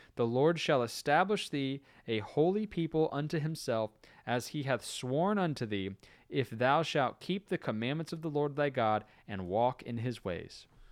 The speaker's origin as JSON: {"language": "English", "region": "Florida", "country": "United States", "tie": "born or raised there", "moved": "yes", "said": "growing up in Florida"}